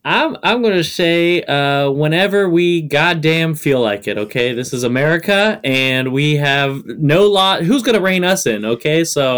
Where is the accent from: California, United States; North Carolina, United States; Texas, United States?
California, United States; Sacramento; now in New York, United States; I grew up in Sactown, so I still have a 916 phone number.